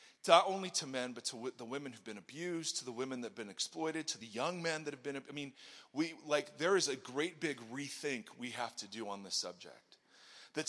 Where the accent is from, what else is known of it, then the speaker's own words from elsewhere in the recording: Ohio, United States; moved away as an adult; also born or lived in California; I grew up in Ohio, came out here because of Eric Hurd